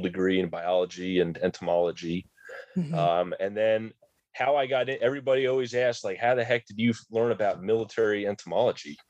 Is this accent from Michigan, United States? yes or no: no; New Jersey, United States; I grew up in New Jersey, more in the rural part of New Jersey.